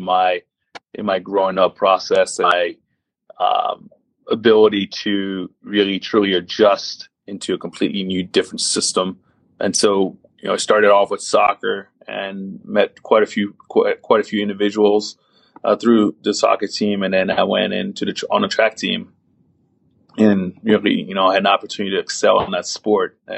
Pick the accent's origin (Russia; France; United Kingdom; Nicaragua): France; Paris, Île-de-France; also born or lived in Maryland, United States; now in United States; when I was growing up in Paris, France